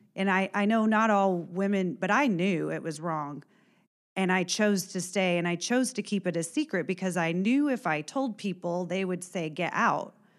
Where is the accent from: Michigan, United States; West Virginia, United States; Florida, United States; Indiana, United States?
Indiana, United States; Warren County; also born or lived in Illinois; I am from Warren County originally, grew up, uh, on a farm